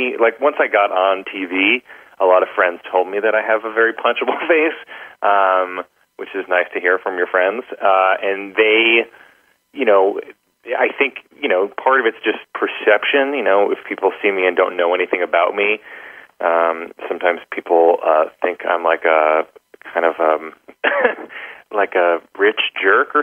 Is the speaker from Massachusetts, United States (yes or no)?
no; New York City, New York, United States; I was coming from Staten Island